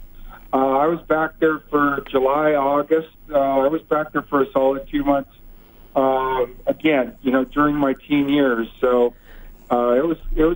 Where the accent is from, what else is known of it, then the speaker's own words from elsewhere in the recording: BC interior, British Columbia, Canada; also born or lived in Vancouver / Leduc, Alberta; raised most of my life in Vancouver, or actually I should say around the BC interior.